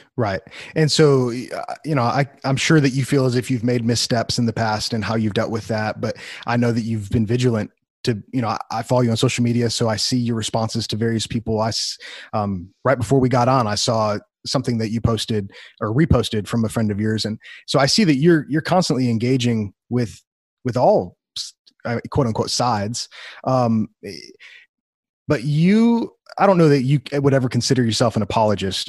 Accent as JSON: {"language": "English", "town": "Wheaton", "region": "Illinois", "country": "United States", "tie": "born or raised there", "moved": "yes", "said": "I grew up in Wheaton, Illinois"}